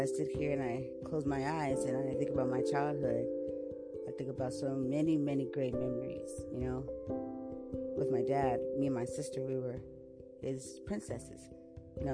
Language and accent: English; San Diego, California, United States; I was born right here in San Diego, California